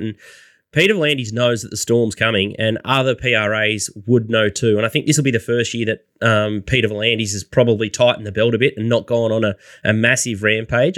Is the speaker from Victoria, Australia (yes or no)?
yes; Melbourne, Victoria, Australia; moved away as an adult; now in Gold Coast, Australia; I'm from Melbourne